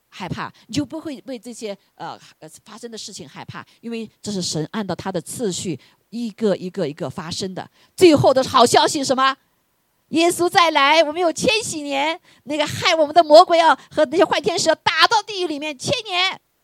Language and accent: Chinese; China; 我们中国人